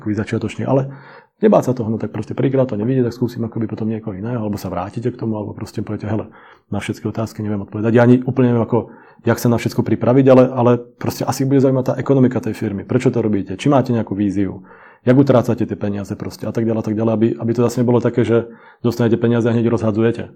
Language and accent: Slovak; Slovakia; moved away as an adult; now in Czech Republic; obidvaja sme Slováci, síce tu žijeme 22 let